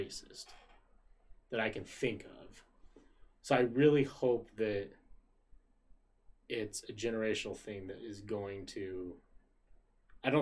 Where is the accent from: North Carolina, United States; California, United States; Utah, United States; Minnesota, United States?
Utah, United States; Woods Cross; we grew up in Utah. We grew up in Woods Cross, Utah